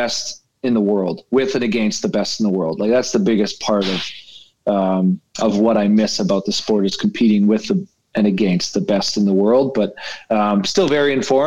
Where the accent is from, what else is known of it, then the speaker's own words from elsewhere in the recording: Canada; as a Canadian kid coming